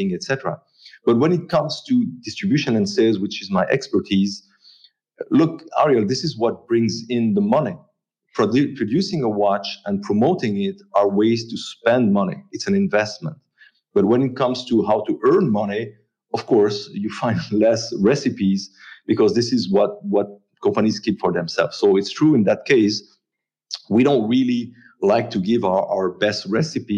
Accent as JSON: {"language": "English", "town": "La Chaux-de-Fonds", "region": "Neuchâtel", "country": "Switzerland", "tie": "born or raised there", "said": "I grew up in La Chaux-de-Fonds."}